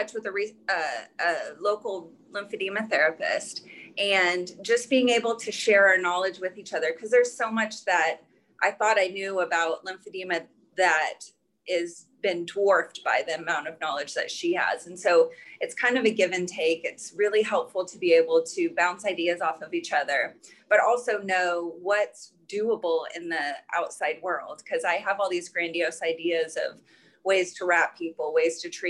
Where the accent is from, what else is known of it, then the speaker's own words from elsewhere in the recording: Dallas, Texas, United States; I grew up in the Dallas area